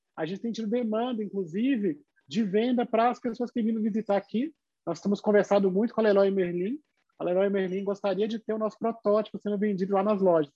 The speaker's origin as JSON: {"language": "Portuguese", "region": "Bahia", "country": "Brazil", "also_born_or_lived": "Paraisópolis, São Paulo", "moved": "yes", "lives_now": "São Paulo, Brazil", "said": "Eu sou baiano"}